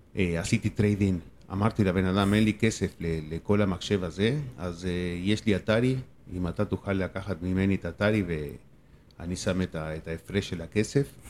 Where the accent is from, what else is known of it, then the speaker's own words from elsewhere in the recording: Argentina; Hebrew is a second language; now in Israel; אני בא מארגנטינה